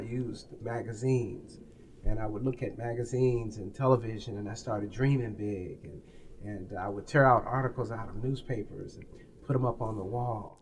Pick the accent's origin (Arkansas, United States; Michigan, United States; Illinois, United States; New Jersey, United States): Illinois, United States; Peoria; now in Los Angeles, United States; I was a, a youth uh, growing up in Taft Homes